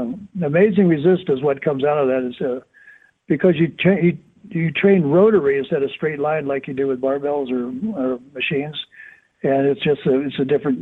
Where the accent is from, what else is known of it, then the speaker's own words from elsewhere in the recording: Miami, Florida, United States; I mean, I'm in North Miami. Back then, there was not what the condos and all the resorts and everything. And I'm sort of on the edge of the Everglades